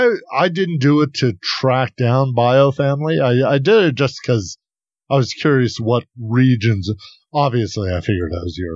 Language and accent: English; United Kingdom; also born or lived in Switzerland; I'm British and Swiss.